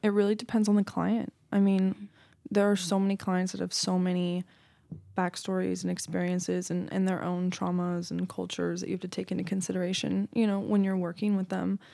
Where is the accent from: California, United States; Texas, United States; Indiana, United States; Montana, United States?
California, United States; Marin County; also born or lived in Los Angeles; I was born and raised in Marin County